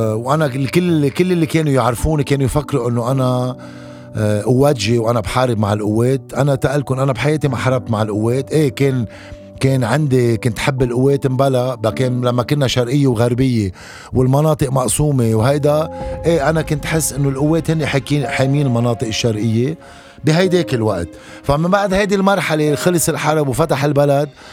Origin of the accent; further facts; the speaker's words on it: Lebanon; ضيعتي اللي هو بحبها، اللي هي عبر اللي ربيت فيها